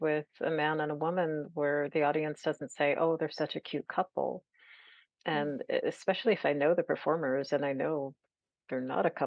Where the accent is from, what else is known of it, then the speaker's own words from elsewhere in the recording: California, United States; as a Californian